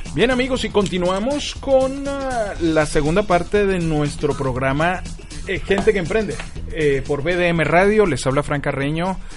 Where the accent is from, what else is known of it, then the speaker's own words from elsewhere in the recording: Venezuela; como venezolano que soy